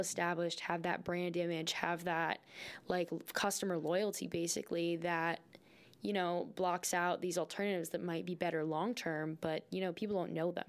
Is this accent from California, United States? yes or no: no; North Smithfield, Rhode Island, United States; I was actually born and raised in Rhode Island